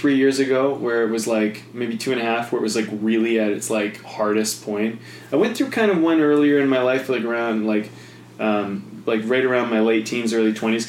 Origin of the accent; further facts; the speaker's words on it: Penticton, British Columbia, Canada; Penticton, actually, which is a nice little town.